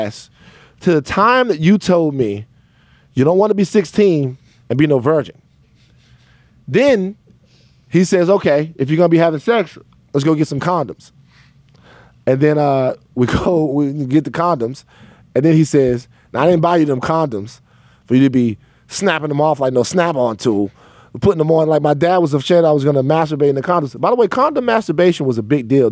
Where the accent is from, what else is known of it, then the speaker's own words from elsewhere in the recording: Baton Rouge, Louisiana, United States; When I was growing up in Baton Rouge